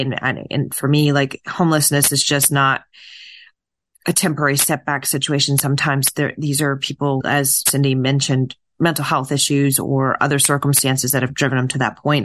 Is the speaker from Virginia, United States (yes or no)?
no; New Hampshire, United States; my home state, New Hampshire, where I'm from